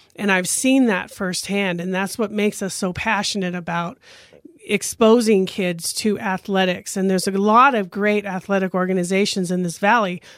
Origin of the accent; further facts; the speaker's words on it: Grand Junction, Colorado, United States; I grew up here in Grand Junction